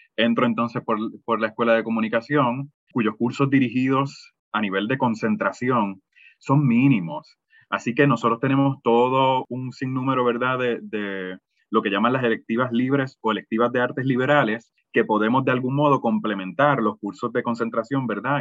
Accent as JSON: {"language": "Spanish", "town": "Bayamón", "country": "Puerto Rico", "tie": "born or raised there", "said": "yo soy nacido en Bayamón, Puerto Rico"}